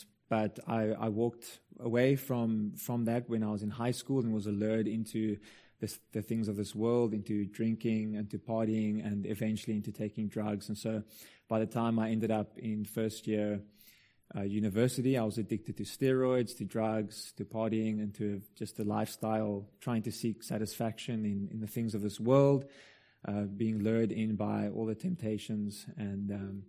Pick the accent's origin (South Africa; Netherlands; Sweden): South Africa; Stellenbosch, Western Cape; So I went back to my hometown to apply to study theology.